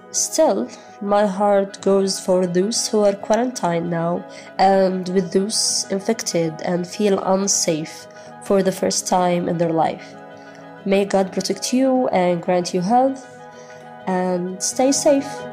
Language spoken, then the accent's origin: English; Gaza Strip, Palestine; I'm from Gaza. I live in the north in one of the most crowded camps of this Strip, called Jabalia Camp.